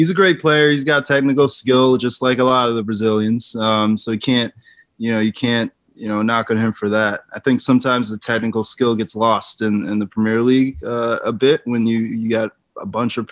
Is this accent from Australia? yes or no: no; Jamaica; now in United States; being Jamaican